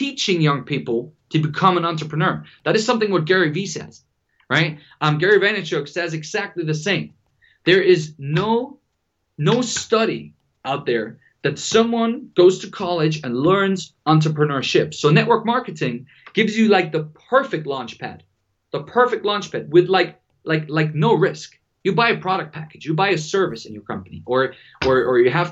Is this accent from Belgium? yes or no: no; Germany; moved away as an adult; also born or lived in Dubai; I'm from Germany.